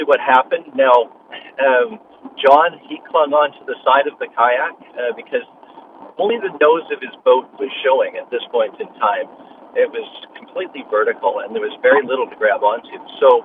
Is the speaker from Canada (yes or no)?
yes; Canada; also born or lived in Langley, British Columbia; I'm a Canadian living up in Langley, just on the other side of the line